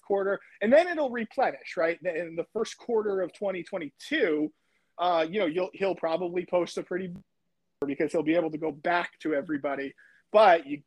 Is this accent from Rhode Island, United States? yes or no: no; Connecticut, United States; moved away; My hometown in Connecticut